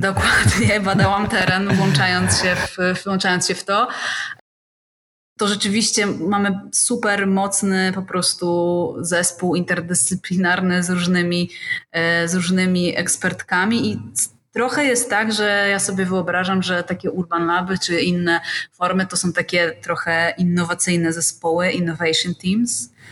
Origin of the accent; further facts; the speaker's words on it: Gdańsk, Pomeranian Voivodeship, Poland; now in Gdynia, Poland; Ja akurat jestem z Gdańska